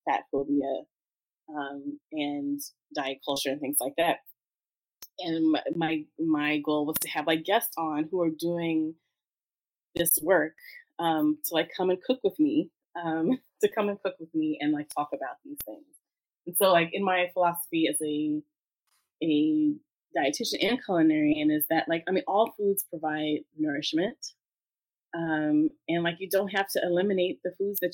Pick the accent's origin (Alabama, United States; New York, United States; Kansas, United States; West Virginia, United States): New York, United States; New York City; also born or lived in Brooklyn; I'm African American, but I grew up in Harlem. I lived in Brooklyn.